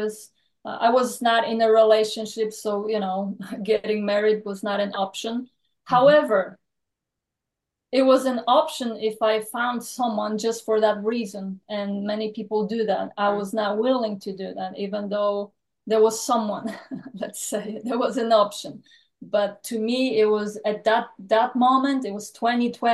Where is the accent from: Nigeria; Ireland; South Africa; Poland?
Poland; now in Texas, United States; I was born and raised in Poland, and that was actually communism when I was born.